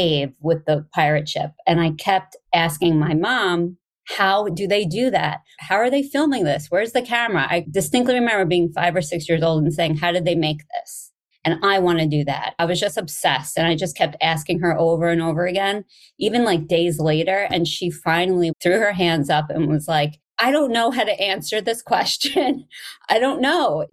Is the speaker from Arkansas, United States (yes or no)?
no; Hicksville, New York, United States; I grew up on Long Island in a town called Hicksville, and it's in Nassau County